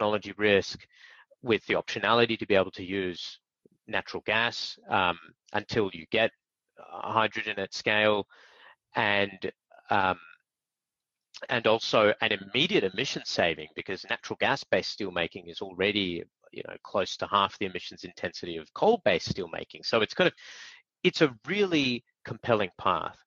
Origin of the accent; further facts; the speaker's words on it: Australia; me being an Aussie